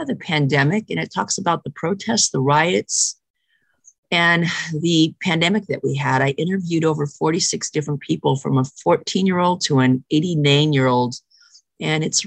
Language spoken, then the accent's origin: English; San Diego, California, United States; I was born in San Diego, California. I'm a California girl all my life, most of it